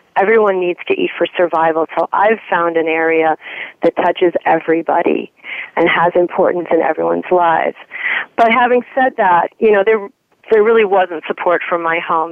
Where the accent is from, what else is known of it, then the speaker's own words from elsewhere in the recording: Chicago, Illinois, United States; I'm from the North Shore of Chicago